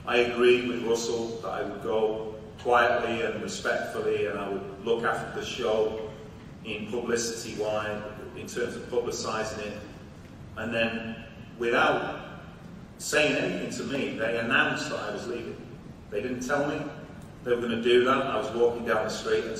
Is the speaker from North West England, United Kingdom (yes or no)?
yes; Salford, North West England, United Kingdom; I'm from Salford